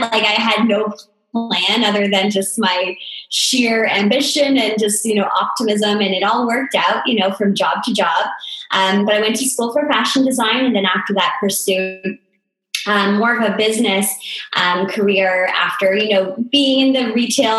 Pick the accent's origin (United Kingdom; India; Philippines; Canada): Canada; small town in southern Ontario; I'm in this super small town, actually my hometown where I grew up